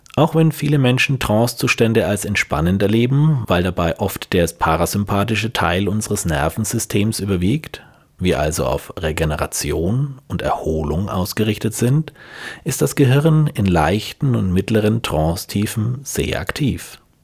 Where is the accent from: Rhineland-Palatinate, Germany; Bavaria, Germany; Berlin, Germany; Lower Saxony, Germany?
Bavaria, Germany; Franconia; ich als Franke